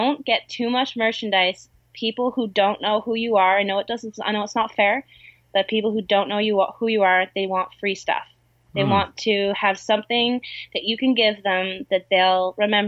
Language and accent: English; Canada; also born or lived in Vancouver Island; I'm Canadian